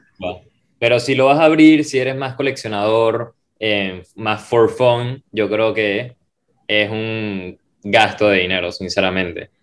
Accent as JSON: {"language": "Spanish", "country": "Venezuela", "said": "yo soy venezolano"}